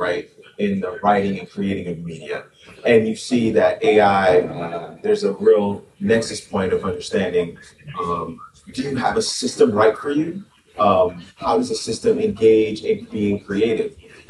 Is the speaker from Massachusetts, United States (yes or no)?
no; Miami-Dade County, Florida, United States; moved away; I was born in Miami-Dade County, so I'm a Florida man